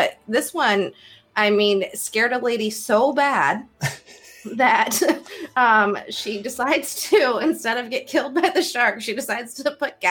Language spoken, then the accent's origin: English; Iowa, United States; I'm from Iowa, forgive me, I don't have an ocean near me.